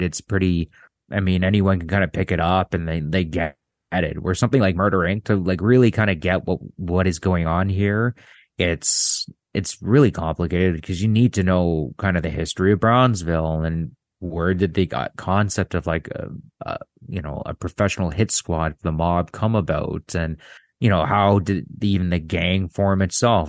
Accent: Canada; I'm Canadian

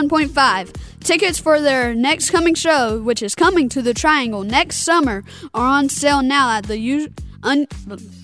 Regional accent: Harnett County, North Carolina, United States; I'm from Harnett County. I go to a school called Coates Irwin Middle School

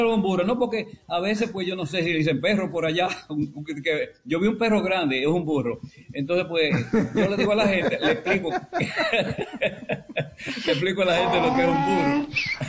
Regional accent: La Vega, Dominican Republic; moved away; also born or lived in San Francisco de Macorís / Puerto Rico; yo soy de La Vega

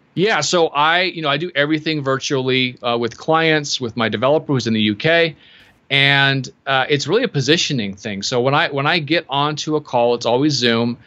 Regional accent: Seattle, Washington, United States; I am from Seattle

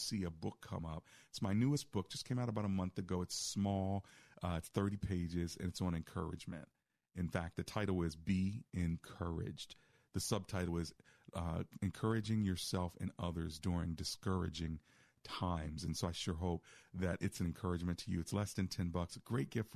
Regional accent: United States; moved away as an adult; also born or lived in Silver Spring, Maryland / Chicago; I grew up in the DMV

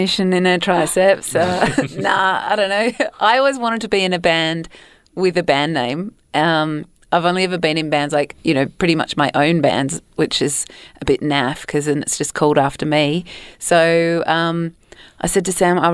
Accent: Australia; I'm from Australia too

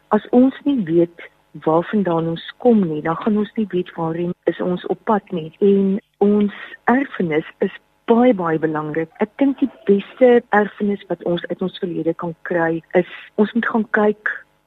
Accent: South Africa; ons is Suid-Afrikaners

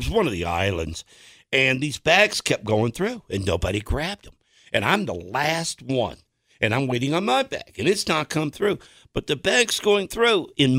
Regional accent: Tennessee, United States; now in Colorado, United States; We had a Love's in my hometown back in Tennessee.

